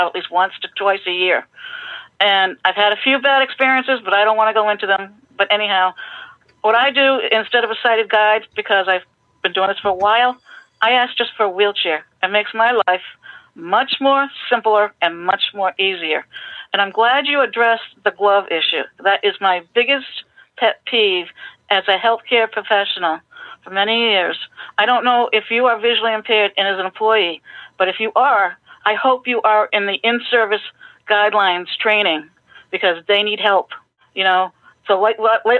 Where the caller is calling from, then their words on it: East Falmouth, Massachusetts, United States; I'm calling from East Falmouth, Massachusetts on Cape Cod